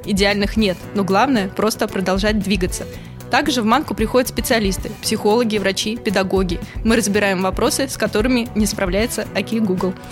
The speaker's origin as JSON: {"language": "Russian", "region": "Buryatia", "country": "Russia", "tie": "born or raised there", "said": "Это все было в Бурятии, откуда я родом"}